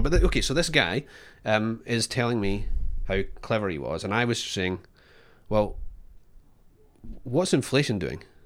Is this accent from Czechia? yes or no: no; Scotland, United Kingdom; now in Australia; I'm Scottish